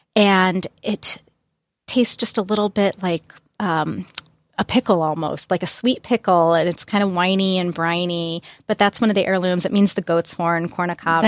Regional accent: Springfield, Illinois, United States; also born or lived in Chicago; now in Brooklyn, United States; I'm from Springfield, Illinois

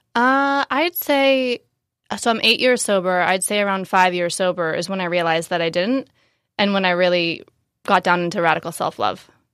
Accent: Marin, Northern California, United States; moved away as an adult; also born or lived in San Francisco / Los Angeles / Bali / Asia; I'm from Northern California, so I grew up in Marin, right outside of San Francisco

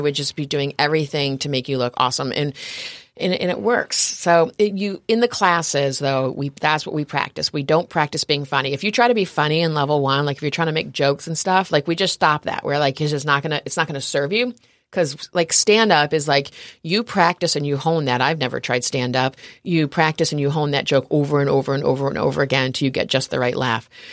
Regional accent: upstate New York, United States; moved away as an adult; also born or lived in New Orleans; now in San Diego, United States; I grew up in New York, upstate New York, up near Canada.

